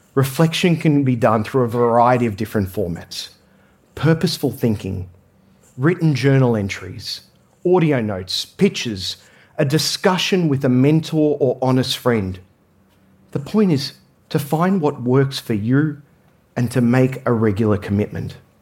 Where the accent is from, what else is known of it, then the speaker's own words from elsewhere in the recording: Australia; I grew up in Australia